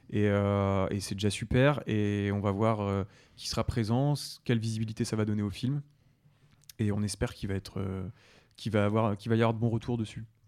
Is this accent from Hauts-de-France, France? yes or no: yes; Oise, Hauts-de-France, France; je viens de l'Oise, donc je suis, en, je suis picard.